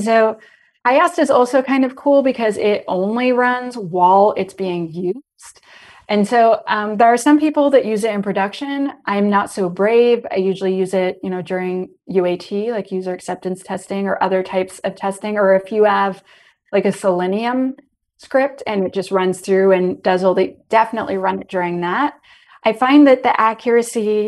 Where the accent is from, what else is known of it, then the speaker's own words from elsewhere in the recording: Canada; I'm Canadian.